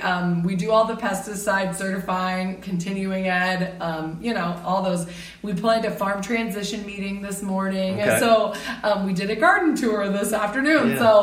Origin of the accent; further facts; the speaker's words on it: Page County, Iowa, United States; now in Franklin County, Iowa, United States; I also have a herd, a small herd here in North Central Iowa. I am from Page County originally